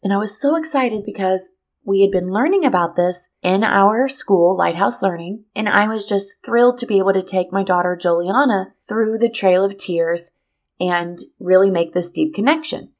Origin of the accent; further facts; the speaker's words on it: Missouri, United States; moved away as an adult; now in Florida, United States; in Missouri. That's my hometown. That is where I'm from.